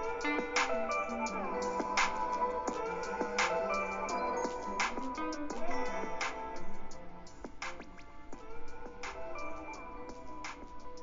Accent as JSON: {"language": "English", "town": "San Diego", "region": "California", "country": "United States", "said": "I'm from San Diego."}